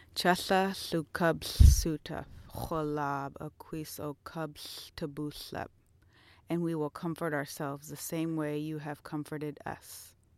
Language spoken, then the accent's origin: English; Tacoma, Washington, United States; I'm from Tacoma, Washington